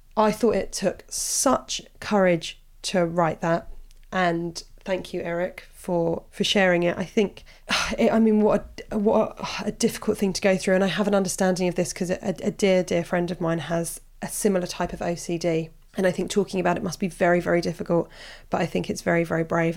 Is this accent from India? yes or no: no; Portsmouth, South East England, United Kingdom; I'm from Portsmouth